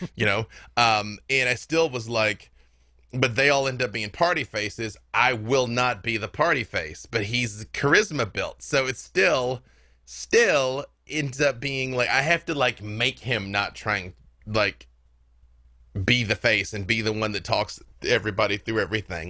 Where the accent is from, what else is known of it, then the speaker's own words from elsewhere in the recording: Little Rock, Arkansas, United States; I'm from Little Rock, Arkansas